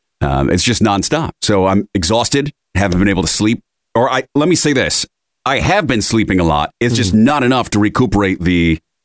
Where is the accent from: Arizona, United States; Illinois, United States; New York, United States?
New York, United States; Rochester; born or raised there; moved away